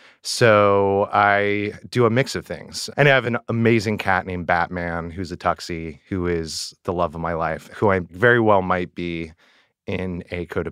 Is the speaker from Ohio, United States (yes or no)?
no; Northern California, United States; moved away as an adult; I am originally from Northern California, and I've been in the city over 10 years, really over 15 years, let's be real.